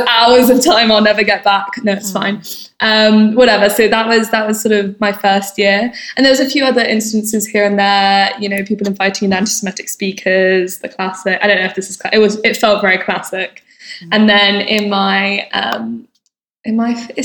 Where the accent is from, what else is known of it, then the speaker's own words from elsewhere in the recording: Hertfordshire, East of England, United Kingdom; also born or lived in Bristol; now in London, United Kingdom; I am from London, well, Hertfordshire technically